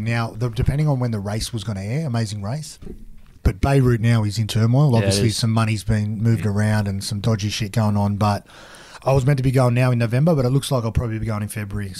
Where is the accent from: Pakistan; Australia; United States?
Australia; Wollongong, New South Wales; moved away as an adult; now in Cronulla, Australia; when I grew up in Wollongong